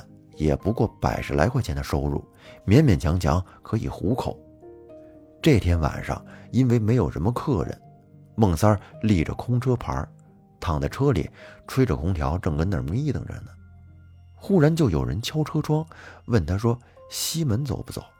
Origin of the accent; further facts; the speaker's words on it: Liaoning, China; 我的老家是辽宁西部的一个县城，自打明朝时就是辽东的一个重镇，直到解放战争都是一处兵家必争的战略要地。